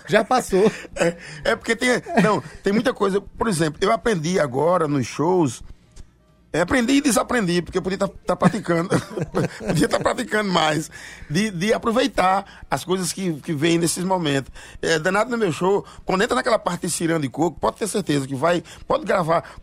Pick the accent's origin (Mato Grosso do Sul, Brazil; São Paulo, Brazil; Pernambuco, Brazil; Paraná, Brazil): Pernambuco, Brazil; Serra Talhada; Eu sou de Serra Talhada